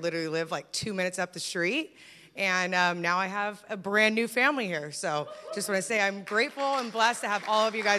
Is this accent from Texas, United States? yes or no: no; California, United States; now in Washington, United States; I want to give thanks for God bringing me to Washington. I'm from California originally